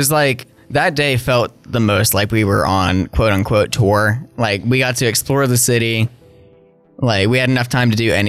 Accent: Calhoun, Georgia, United States; I'm from Calhoun, Georgia, and a little bit down the way is Rome, Georgia

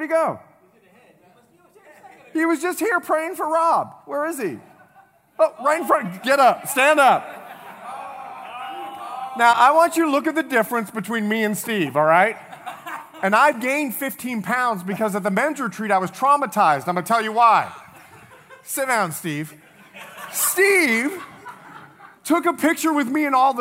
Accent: Bahamas; moved away; I'm from the Bahamas

